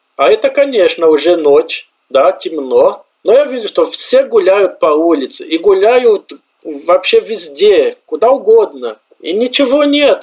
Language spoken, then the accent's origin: Russian; Brazil; Russian is a second language; moved away as an adult; also born or lived in Colombia; now in Obninsk, Russia; Примерно так мы говорим в Бразилии